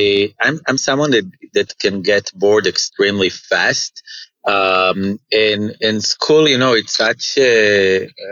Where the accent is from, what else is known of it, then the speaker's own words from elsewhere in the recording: Israel; also born or lived in Jerusalem, Israel / Kfar Saba, Israel; I grew up in Israel. I was born in Jerusalem, actually.